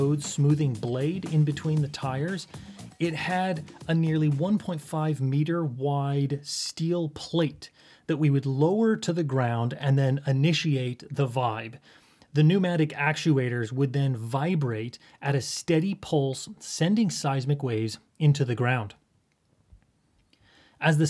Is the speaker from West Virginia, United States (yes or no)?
no; along the Wasatch Fault of Utah, United States; moved away; my hometown situated along the Wasatch Fault of Utah